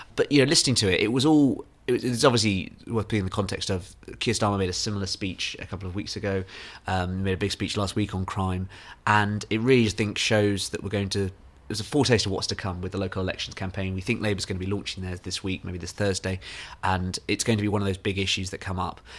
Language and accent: English; Nairn, Scotland, United Kingdom; one part of Nairn to another, my hometown